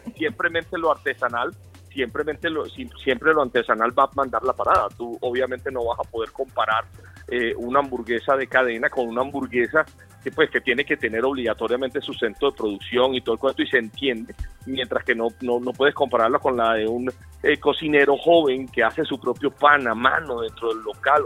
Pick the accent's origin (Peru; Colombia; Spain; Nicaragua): Colombia; como colombianos